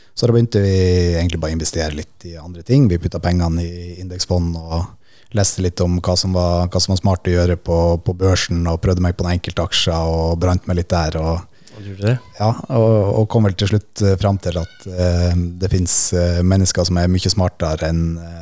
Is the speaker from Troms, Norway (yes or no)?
yes; Finnsnes, Troms, Norway; moved away; hjemme på Finnsnes